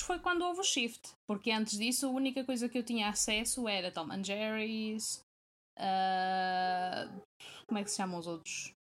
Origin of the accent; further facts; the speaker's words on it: Porto, Norte, Portugal; now in Braga, Portugal; Volto à base, que é no Porto, que foi onde eu, fui cresci, eh, onde eu cresci e, e fui criada